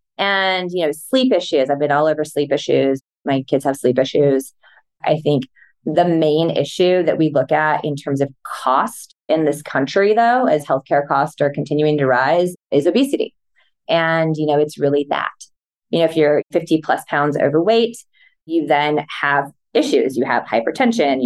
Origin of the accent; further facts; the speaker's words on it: Midwest, United States; I'm from the Midwest